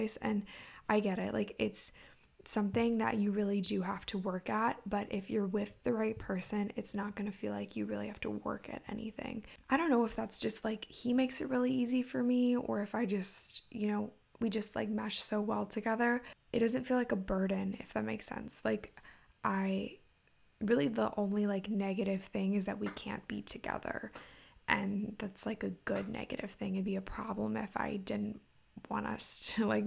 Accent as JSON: {"language": "English", "region": "Maryland", "country": "United States", "also_born_or_lived": "Indiana", "said": "I am from Maryland, went to college in Indiana for a little bit, then now I'm back in Maryland"}